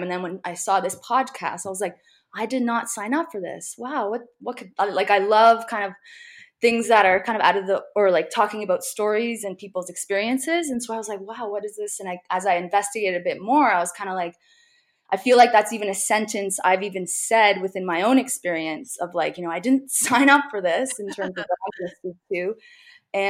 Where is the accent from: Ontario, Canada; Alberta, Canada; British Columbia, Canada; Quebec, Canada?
Ontario, Canada; Hamilton; also born or lived in Nova Scotia / Toronto; grew up in Hamilton, Ontario. I now live in Toronto